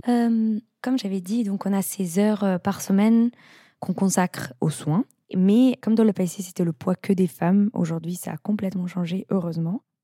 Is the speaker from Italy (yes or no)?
yes; Italy; moved away; also born or lived in Netherlands; je suis italienne